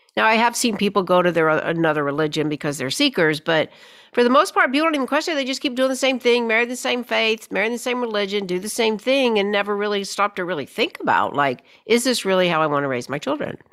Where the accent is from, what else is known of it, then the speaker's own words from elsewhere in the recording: Birmingham, Alabama, United States; moved away as an adult; also born or lived in New York City; I grew up here in Birmingham, Alabama, grew up in the fifties, sixties, left, went off to college, wound up in New York City